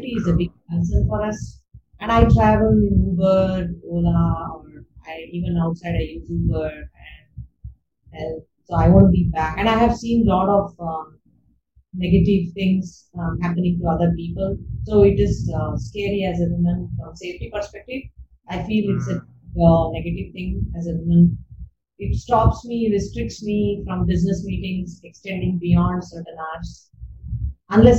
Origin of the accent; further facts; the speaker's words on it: Bangalore, Karnataka, India; I'm a Bangalorean. I'm born and brought up in Bangalore, and I love Bangalore